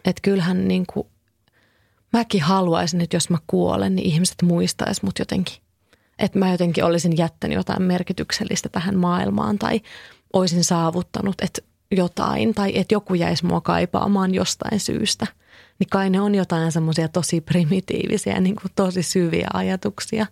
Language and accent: Finnish; Kouvola, Kymenlaakso, Finland; now in Helsinki, Finland; mä oon itse kotoisin Kouvolasta